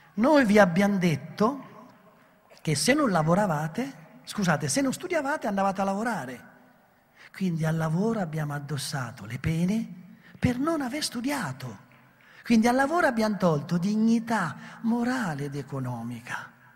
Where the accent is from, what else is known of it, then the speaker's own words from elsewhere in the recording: Italy; noi italiani siamo molto speciali